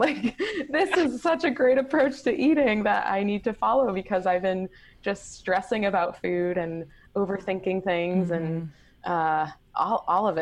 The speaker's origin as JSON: {"language": "English", "town": "Boston", "region": "Massachusetts", "country": "United States", "tie": "born or raised there", "moved": "as an adult", "lives_now": "Hawaii, United States", "said": "I am born and raised in Boston, but I currently live in Hawaii"}